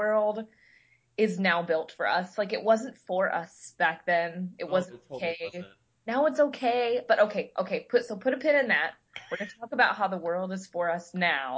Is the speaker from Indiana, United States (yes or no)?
yes; Indiana, United States; moved away as an adult; now in Florida, United States; we grew up in Indiana